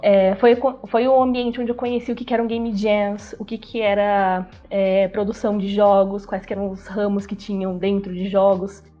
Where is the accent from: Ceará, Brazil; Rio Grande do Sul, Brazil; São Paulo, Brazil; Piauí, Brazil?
São Paulo, Brazil; Rio das Pedras; also born or lived in Americana; eu sou de uma cidadezinha do interior, chama Rio das Pedras, é super pequenininha